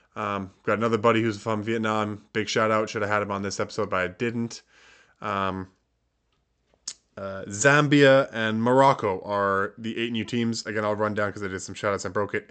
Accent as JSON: {"language": "English", "country": "Canada", "said": "being Canadian"}